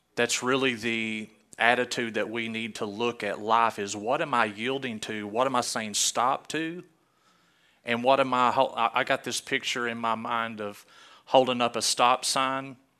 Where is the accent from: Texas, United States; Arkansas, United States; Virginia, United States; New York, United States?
Arkansas, United States; I'm from Arkansas